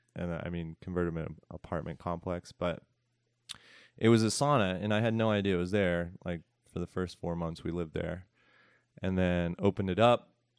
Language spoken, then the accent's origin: English; Philadelphia, Pennsylvania, United States; also born or lived in San Francisco; now in Asheville, United States; I grew up in Northeast Philadelphia